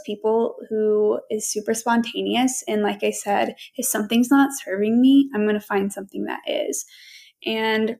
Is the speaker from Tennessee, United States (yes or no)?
yes; Knoxville, Tennessee, United States; I am from Knoxville, Tennessee